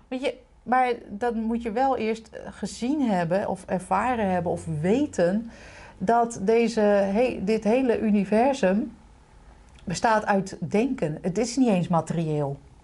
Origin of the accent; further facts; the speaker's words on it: Utrecht, Netherlands; also born or lived in The Hague; waar ik werd geboren was ooit een hele chique wijk. Toen werd het echt helemaal verpauperd. Nu is het weer superhip